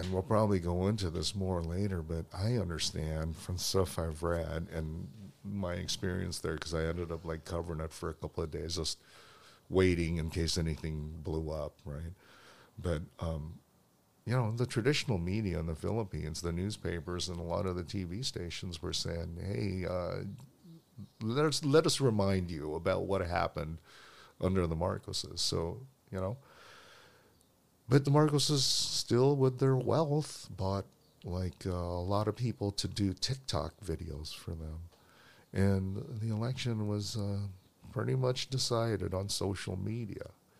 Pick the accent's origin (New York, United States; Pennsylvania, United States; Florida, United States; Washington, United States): Washington, United States; Olympia; moved away as an adult; also born or lived in Seattle, Washington; now in Los Angeles, United States; But I grew up in Olympia. That's small enough for me, right?